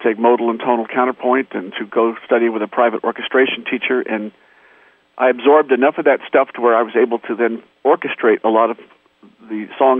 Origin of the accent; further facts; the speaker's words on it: Torrance, California, United States; I grew up in Torrance, and the city next door to Torrance is Hawthorne